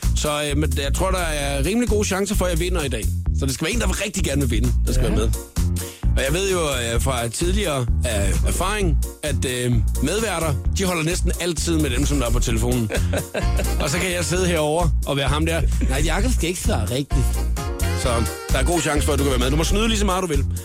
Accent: Funen, Southern Denmark, Denmark; jeg er fra Fyn

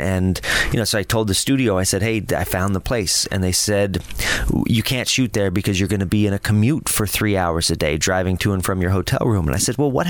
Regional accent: Lakewood, Colorado, United States; Lakewood, Colorado.

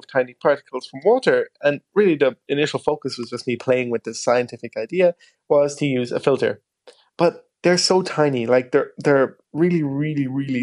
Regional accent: Ballydehob, Munster, Ireland; growing up in West Cork

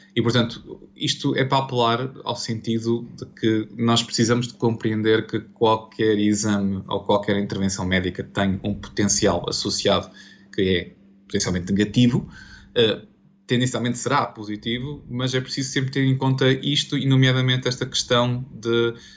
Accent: Portugal; como português e profissional de saúde

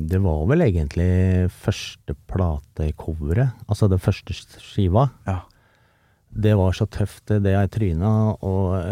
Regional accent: Oslo, Norway; also born or lived in Skedsmokorset; vokste opp sammen nede på Sofienberg og Grünerløkka der.

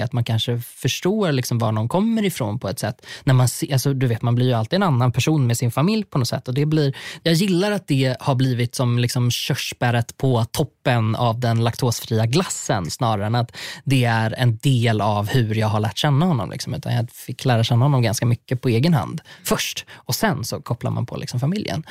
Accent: Sweden; now in Stockholm, Sweden; jag kommer från landet

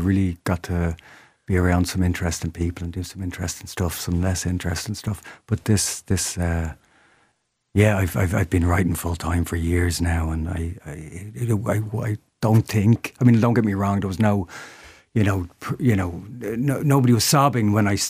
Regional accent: Dublin, Leinster, Ireland; I'm still from Dublin

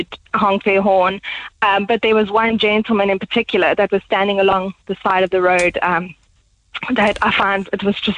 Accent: South Africa; now in Ireland; we're both from South Africa

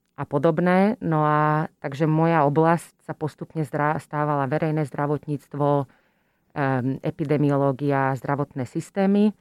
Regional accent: Slovakia; moved away as an adult; also born or lived in Utrecht, Netherlands / London, United Kingdom / Costa Rica / United States; som teda odišla zo Slovenska

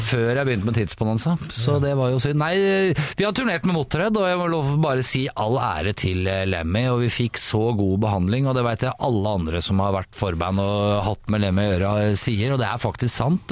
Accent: Oslo, Norway; Jeg er Oslo-gutt. Jeg er fra Ålseter.

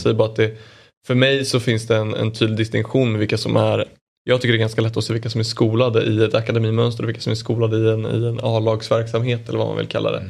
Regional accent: Åkersberga, Stockholm County, Sweden; also born or lived in Djursholm; jag är från Åkersberga

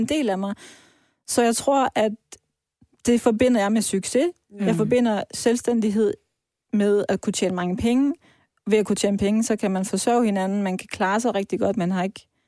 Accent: Vejle, Southern Denmark, Denmark; moved away; also born or lived in Iran; jeg er opvokset i Vejle, i Jylland

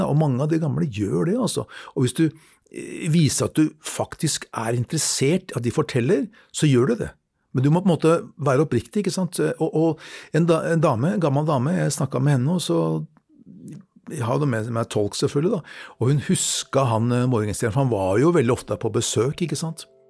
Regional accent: Norway; som nordmann

